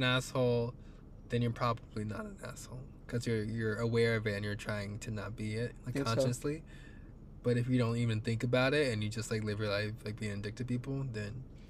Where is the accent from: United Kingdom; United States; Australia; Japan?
United Kingdom; accent: British; they said I only lift my voice and like ask it like I'm in a question, and that's my British accent.